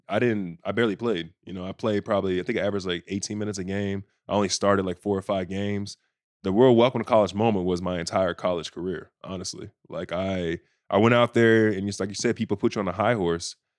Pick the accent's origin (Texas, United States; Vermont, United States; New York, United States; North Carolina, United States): Texas, United States; Bedford; moved away as an adult; also born or lived in Indiana; I'm from Bedford, Texas, so it's not like we have, like, a big, like, eyes on us everywhere